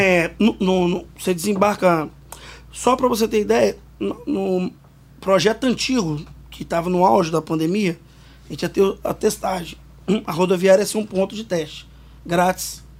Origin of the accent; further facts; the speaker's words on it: Vitória, Espírito Santo, Brazil; Não sou de Mário Cipreste, mas sou do Morro do Quadro, que é adjacência ali.